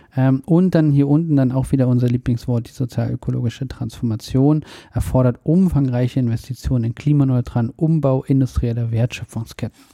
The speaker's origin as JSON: {"language": "German", "country": "Germany", "said": "wir als Deutsche"}